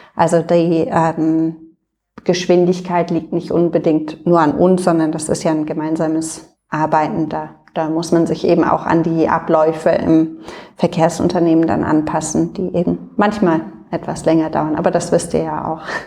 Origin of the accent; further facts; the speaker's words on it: Berlin, Germany; also born or lived in London; bin Berlinerin und äh, wohne auch in Berlin